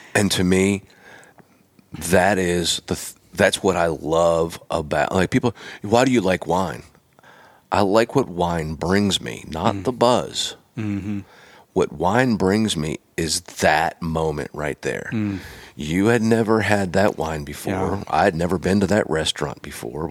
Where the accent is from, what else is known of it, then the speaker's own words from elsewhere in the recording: Pennsylvania, United States; moved away; I'm from Pennsylvania originally